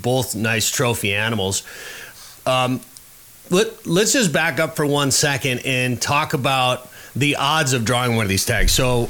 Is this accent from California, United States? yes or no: no; Minnesota, United States; Growing up in Minnesota and going to the Boundary Waters, going up the Gunflint Trail